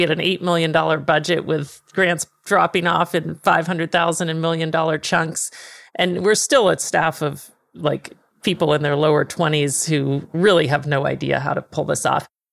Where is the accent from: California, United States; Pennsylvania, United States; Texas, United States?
Texas, United States; Dallas; moved away; also born or lived in Manhattan; I'm from Dallas